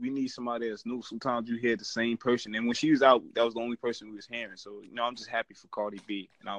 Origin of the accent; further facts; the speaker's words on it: New York City, New York, United States; accent: New York; I'm from New York. I'm from Brooklyn. Brooklyn born and raised.